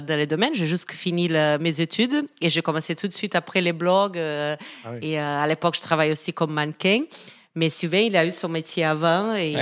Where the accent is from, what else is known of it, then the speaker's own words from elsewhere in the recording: Brazil; accent: Brazilian; French is a second language; moved away as an adult; now in Paris, France; Je suis brésilienne, je pense que ça s'entend, un petit accent.